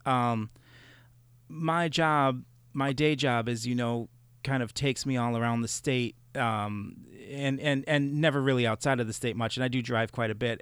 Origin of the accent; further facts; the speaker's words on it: Chicago, Illinois, United States; now in Reedsburg, Wisconsin, United States; having grown up in Chicago